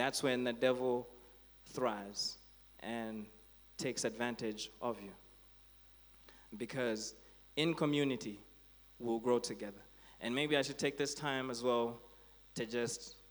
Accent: Blantyre, Southern Region, Malawi; growing up in Blantyre, I used to go to Blantyre Baptist

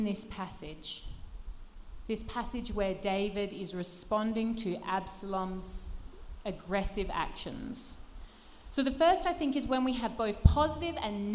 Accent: Australia; I grew up in Australia

